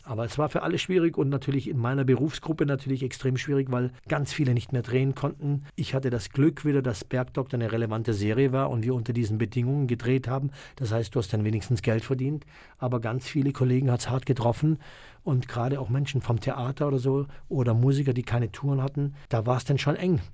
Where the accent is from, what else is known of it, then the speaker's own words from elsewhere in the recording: Germany; wir hier, die hier aufgewachsen sind in Deutschland